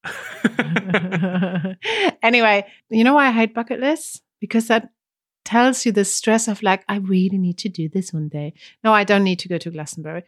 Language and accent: English; Germany; English is a second language; moved away; from Germany